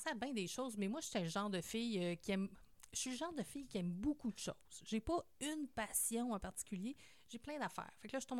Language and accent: French; Quebec City, Quebec, Canada; c'est une fille bien simple. Euh, je suis une fille de Québec. Nous, on est nés à Cap-Rouge. Dans le temps, Cap-Rouge, c'était la banlieue.